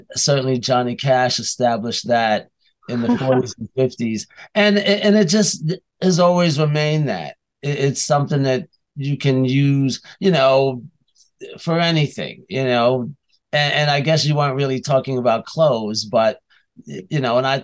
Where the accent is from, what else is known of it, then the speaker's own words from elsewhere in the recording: New York, United States; I'm a New Yorker